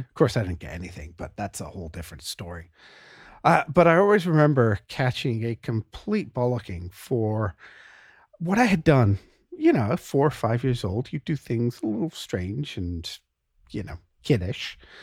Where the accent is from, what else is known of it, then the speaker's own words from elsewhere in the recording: England, United Kingdom; moved away; I grew up in England